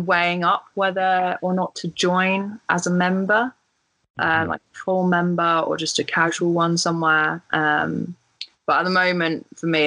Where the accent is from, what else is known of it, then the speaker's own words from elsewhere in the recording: Guildford, South East England, United Kingdom; So I'm from like the Guildford area, which is just south of London. And I used to play at Bramley Golf Club as a junior